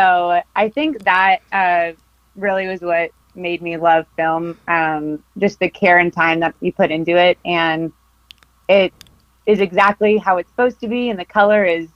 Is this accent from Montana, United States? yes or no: no; Costa Mesa, California, United States; I grew up in Costa Mesa, California